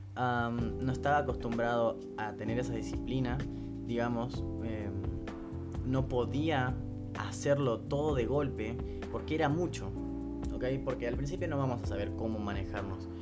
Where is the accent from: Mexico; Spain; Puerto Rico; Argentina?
Argentina; soy de Argentina